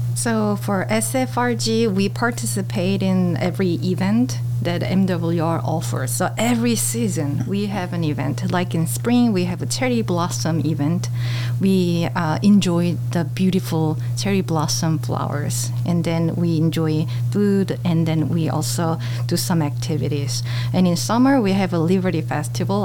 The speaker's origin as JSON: {"language": "English", "region": "Seoul", "country": "South Korea", "tie": "born or raised there", "also_born_or_lived": "China / United States", "second_language": "English", "moved": "as an adult", "lives_now": "Daegu, South Korea", "said": "I am from Korea, so I was born in Korea, and I left Korea to live in China um, when I was 27"}